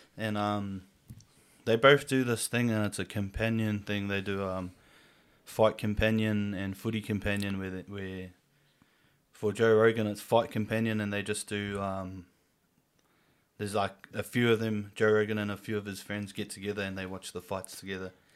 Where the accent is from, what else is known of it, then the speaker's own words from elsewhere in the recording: Whangarei, Northland, New Zealand; born and raised here in Whangarei.